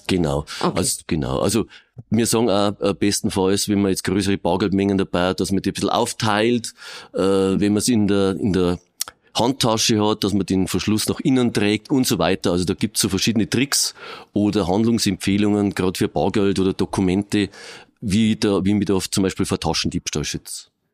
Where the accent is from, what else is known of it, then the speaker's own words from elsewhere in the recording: Regensburg, Bavaria, Germany; ich bin da geboren, groß geworden